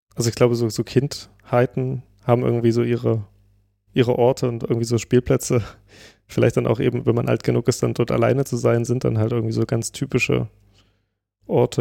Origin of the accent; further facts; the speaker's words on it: Pößneck, Thuringia, Germany; in Pösneck, also wo ich herkomme